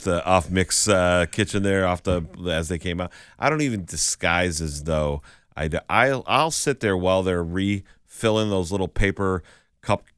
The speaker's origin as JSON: {"language": "English", "region": "Western Massachusetts", "country": "United States", "said": "I'm from Western Mass."}